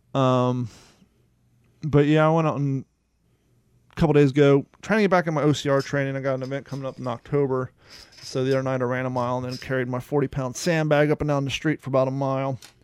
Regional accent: United States; moved away; also born or lived in Ohio / Kentucky / Cape Coral, Florida; growing up in Ohio and in Kentucky

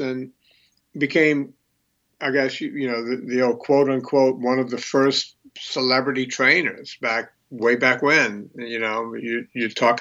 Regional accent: Bayou Lafourche, outside New Orleans, Louisiana, United States; I grew up on a bayou outside of New Orleans, Bayou Lafourche

